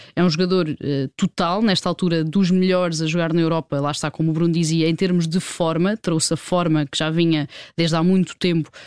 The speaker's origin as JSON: {"language": "Portuguese", "country": "Portugal", "said": "enquanto portugueses"}